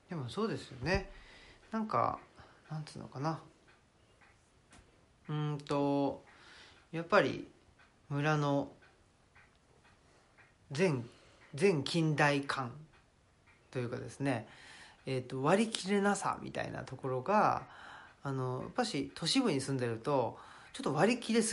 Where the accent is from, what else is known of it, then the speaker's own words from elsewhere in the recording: Saitama, Japan; now in Nara, Japan; 83年埼玉出身奈良県在住という人間ですね